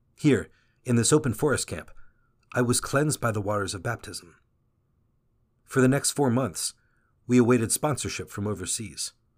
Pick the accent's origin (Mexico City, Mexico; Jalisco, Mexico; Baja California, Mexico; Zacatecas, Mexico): Mexico City, Mexico; I'm from Mexico City, the oldest of six siblings